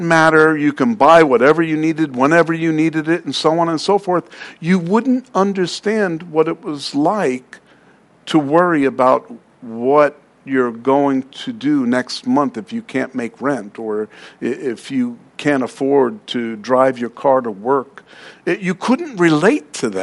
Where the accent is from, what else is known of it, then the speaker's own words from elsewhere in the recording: New York City, New York, United States; I'm from Queens